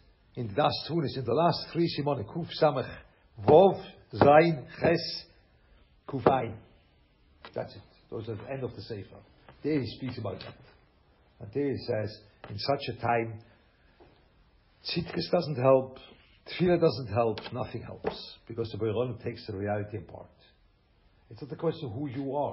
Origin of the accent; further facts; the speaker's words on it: Lucerne, Switzerland; English is a second language; moved away; I'm from Schweiz, you know, Luzern.